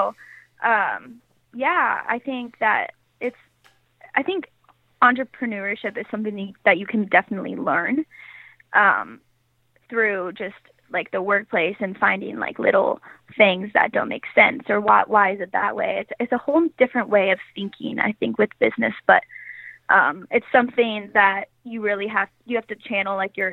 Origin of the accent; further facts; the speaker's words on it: Portland, Oregon, United States; moved away as an adult; now in Los Angeles, United States; So I grew up in Portland.